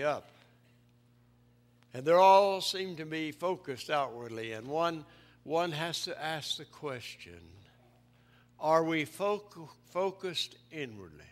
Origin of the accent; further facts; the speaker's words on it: East Tennessee, United States; I grew up in the mountains of East Tennessee